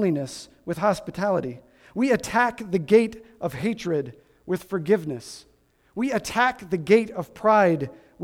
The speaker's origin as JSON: {"language": "English", "region": "Midwest", "country": "United States", "tie": "born or raised there", "said": "I grew up in the Midwest"}